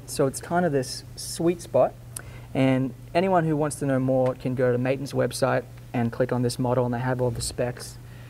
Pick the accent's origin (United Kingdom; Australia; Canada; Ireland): Australia; moved away as an adult; also born or lived in Nashville, United States; now in Montana, United States; It's nice to be back in Nashville. I was living here for 12 years. I'm from Australia originally, but moved down to Nashville